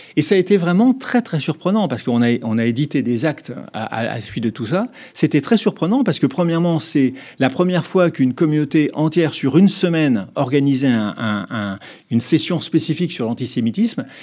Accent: France; en tant que Français

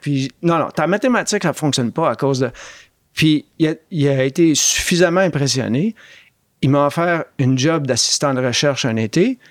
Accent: Montreal, Quebec, Canada; moved away as an adult; also born or lived in Oxford, England / Toronto; J'étais un gars de Montréal-Nord

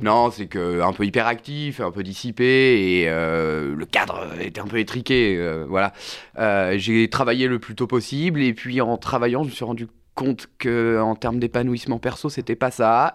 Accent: Vendée, Pays de la Loire, France; Je viens de Vendée, donc je viens d'une zone rurale

